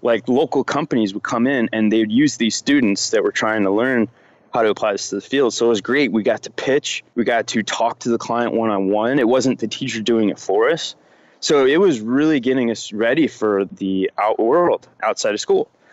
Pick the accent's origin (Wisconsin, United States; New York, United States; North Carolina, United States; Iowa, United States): New York, United States; Rochester; I grew up in Rochester, New York, upstate New York.